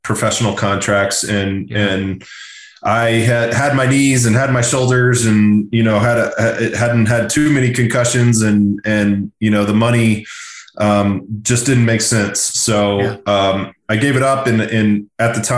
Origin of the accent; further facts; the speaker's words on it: Austin, Texas, United States; moved away as an adult; also born or lived in Los Angeles; Austin, my hometown